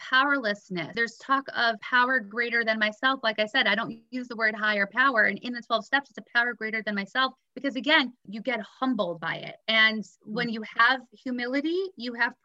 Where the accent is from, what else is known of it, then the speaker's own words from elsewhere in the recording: New York City, New York, United States; also born or lived in Israel; I went to a great all-girls school growing up in Brooklyn